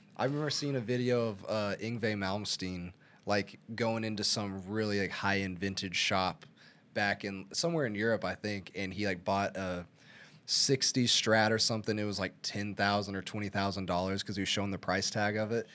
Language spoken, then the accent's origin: English; Arkansas, United States; I'm from Arkansas.